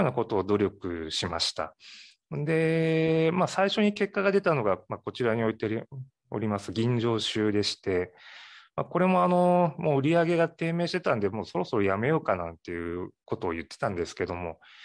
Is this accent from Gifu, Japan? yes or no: no; Matsuyama, Ehime, Japan; also born or lived in Tokyo; now in Imabari, Japan; 松山、隣の松山市の方で生まれ育ちまして